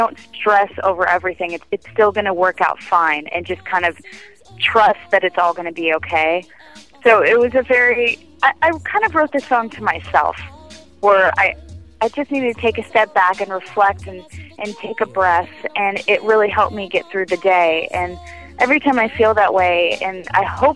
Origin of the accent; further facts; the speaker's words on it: San Diego, California, United States; moved away; my hometown of San Diego